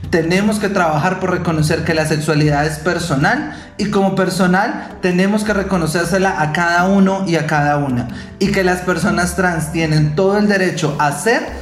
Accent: Venezuela; moved away; soy una persona venezolana que no está regular en el país

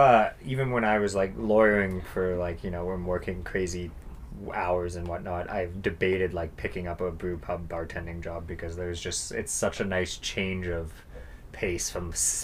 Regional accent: a very small town in BC, British Columbia, Canada; now in Yellowknife, Canada; I'm also from a very small town in BC, not a small northern town

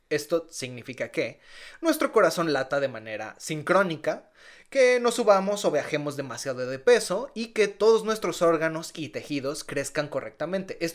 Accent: Mexico; Entonces, casi que como mexicanos, mira, con una peda se te quita.

